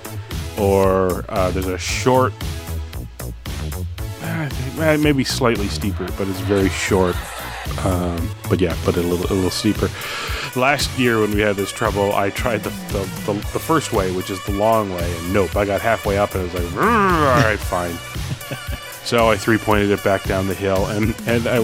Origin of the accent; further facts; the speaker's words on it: Canada; I'm Canadian